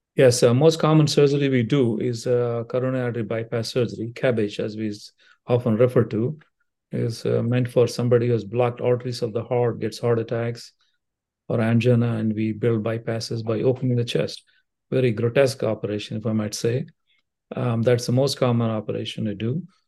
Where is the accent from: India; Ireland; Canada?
India; moved away as an adult; also born or lived in Brooklyn, New York / Cincinnati; now in Dayton, United States; I came with the training of a medical school back in India. So, I still haven't lost all my accent